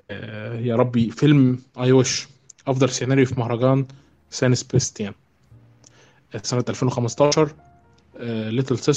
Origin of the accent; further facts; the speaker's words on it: Egypt; عندنا في مصر